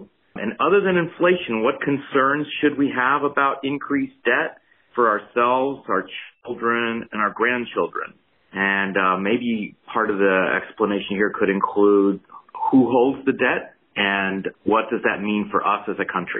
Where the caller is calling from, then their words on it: Richmond, Virginia, United States; I'm calling from Richmond, Virginia.